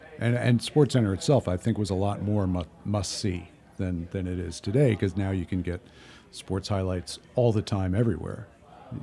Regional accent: United States; as an American, I didn't know that people would watch that on TV.

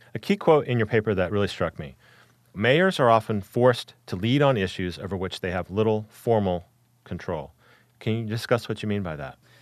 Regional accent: Dallas, Texas, United States; when I was a kid, I grew up in Dallas, Texas.

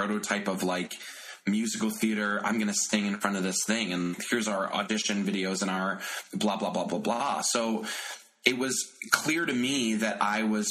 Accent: Bay Shore, New York, United States; I'm from Long Island originally.

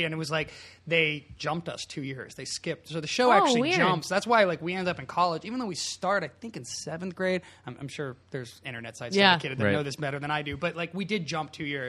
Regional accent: Northern California, United States; I'm from Northern California

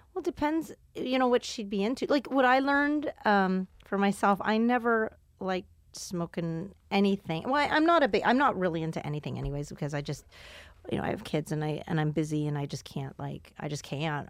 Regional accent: Houston, Texas, United States; Houston's my hometown.

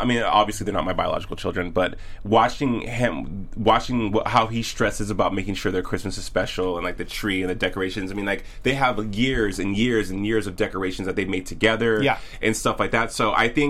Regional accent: New Mexico, United States; moved away as an adult; now in Los Angeles, United States; me growing up in rural New Mexico

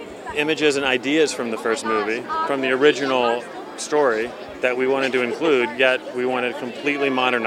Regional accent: Wichita Falls, Texas, United States; I'm from Wichita Falls, Texas, which is the heart of Comanche territory and around where the movie is set.

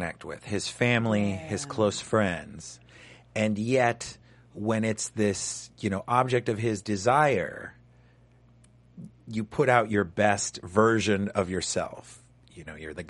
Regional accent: New York City, New York, United States; as a New Yorker

